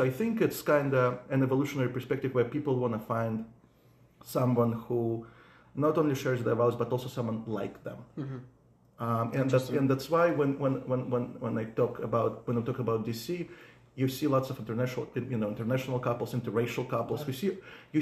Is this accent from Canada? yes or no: no; Russia; English is a second language; now in United States; growing up in Russia